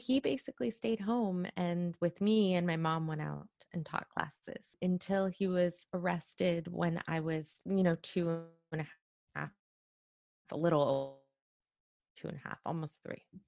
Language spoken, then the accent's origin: English; Iran; born or raised there; moved away